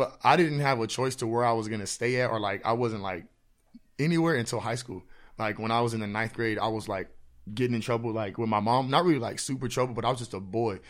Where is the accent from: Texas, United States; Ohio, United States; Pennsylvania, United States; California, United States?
Texas, United States; Houston; now in San Antonio, United States; born here, but I was raised out in Houston. So, like, I graduated out in Houston.